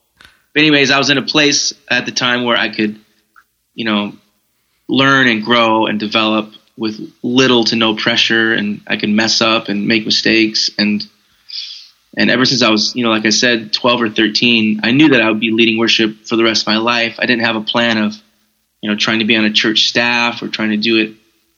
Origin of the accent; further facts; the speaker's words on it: Detroit, Michigan, United States; now in Minneapolis, United States; I grew up in the church. I grew up in, like I said, River Valley's in Minneapolis, but I grew up in the Detroit, Michigan area. And I grew up in a very a charismatic Pentecostal atmosphere